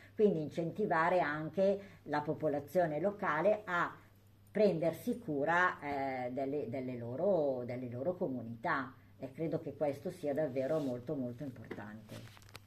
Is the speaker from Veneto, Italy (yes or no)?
no; Sant'Angelo Lodigiano, Lombardy, Italy; io sono di Sant'Angelo